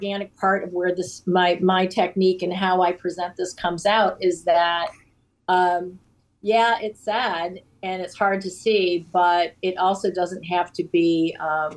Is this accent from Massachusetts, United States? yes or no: yes; Cape Cod, Massachusetts, United States; My family, as I had mentioned, we grew up on the Cape